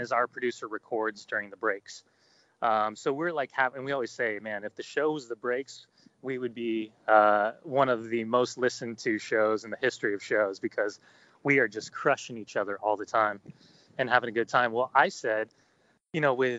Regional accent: United States; also born or lived in Salt Lake City, Utah; we're American

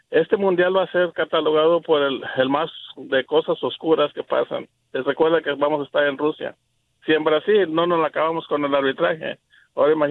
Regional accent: Mexico; Ahora, a mí yo soy mexicano

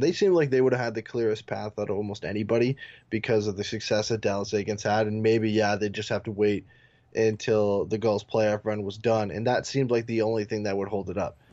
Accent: Canada; my, uh, my hometown

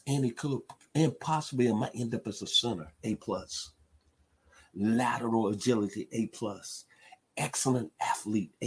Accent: Memphis, Tennessee, United States; born or raised there; now in Douglasville, United States

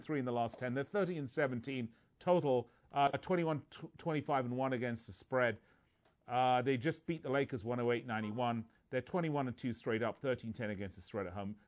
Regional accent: England, United Kingdom; moved away; I'm from England

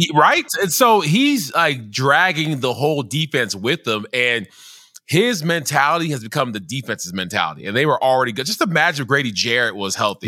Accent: Nigeria; I am a Nigerian

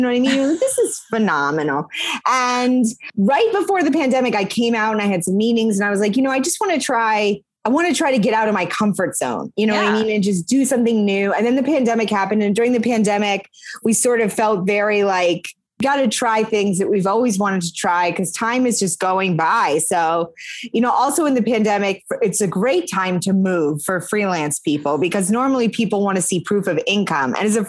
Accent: Maine, United States; moved away as an adult; also born or lived in Montreal, Canada / New York, United States; now in Los Angeles, United States; I'm from Maine. I mm-hmm. went to college in Quebec.

